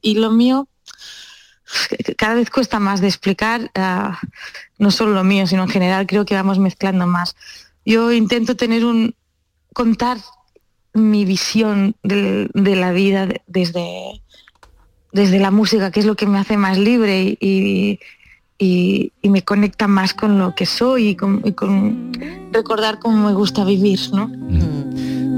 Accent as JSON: {"language": "Spanish", "area": "Empordà", "region": "Catalonia", "country": "Spain", "said": "yo soy de Lampurdá"}